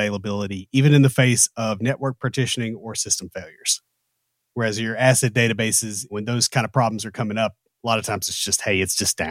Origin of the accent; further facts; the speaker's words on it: the South, United States; We're from the South, so we've got enough odd pronunciations